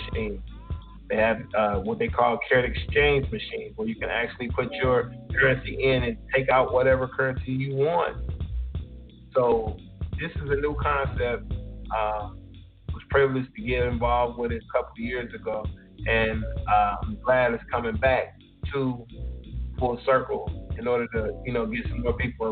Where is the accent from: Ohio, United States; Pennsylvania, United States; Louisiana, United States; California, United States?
Ohio, United States; born or raised there